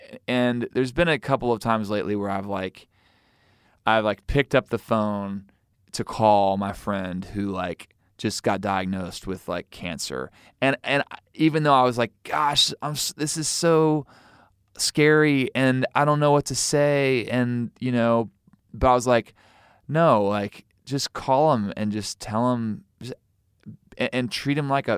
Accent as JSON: {"language": "English", "region": "Missouri", "country": "United States", "said": "I'm from Missouri, so I can say that."}